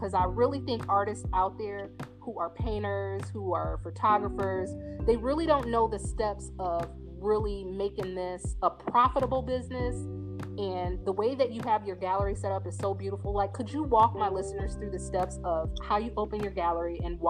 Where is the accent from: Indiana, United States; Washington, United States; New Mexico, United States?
Indiana, United States; moved away as an adult; now in New Orleans, United States; I grew up Jehovah's Witness, which is a really, on some people's term, a really restrictive religion. And then I'm from Indiana, which is really conservative state. So when I came to New Orleans